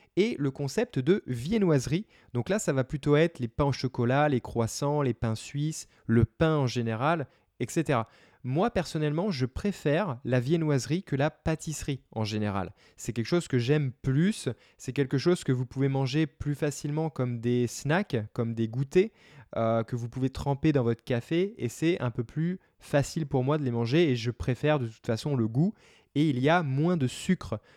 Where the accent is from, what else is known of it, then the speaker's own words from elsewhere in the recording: Paris, Île-de-France, France; moved away; also born or lived in United States; je suis né à Paris